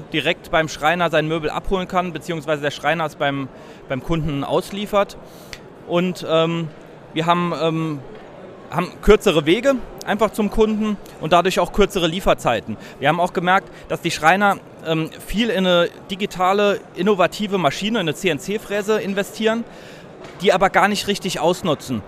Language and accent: German; Saarbrücken, Saarland, Germany; Wir sind äh, beide äh, gebürtige Saarbrücker und äh, ja, sind auch hier geblieben